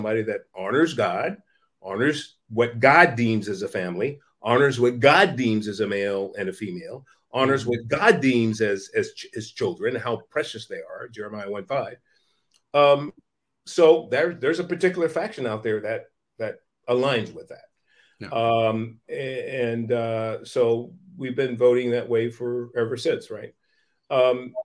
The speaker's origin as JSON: {"language": "English", "town": "San Francisco", "region": "California", "country": "United States", "tie": "born or raised there", "said": "I was born in Hunters Point, the Hunters Point Projects in San Francisco, project housing in San Francisco in the 1960s"}